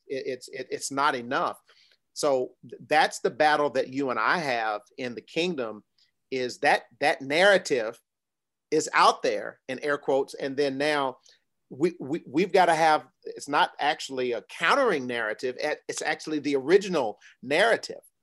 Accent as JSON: {"language": "English", "town": "New York City", "region": "New York", "country": "United States", "tie": "born or raised there", "said": "I was born in Brooklyn, New York, grew up, uh, in a traditional, uh, nuclear family"}